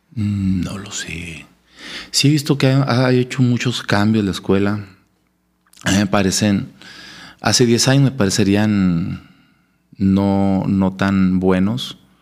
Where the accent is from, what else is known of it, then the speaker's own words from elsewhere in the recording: Monclova, Coahuila, Mexico; moved away as an adult; also born or lived in Saltillo, Mexico; Soy originario de Monclova, Coahuila.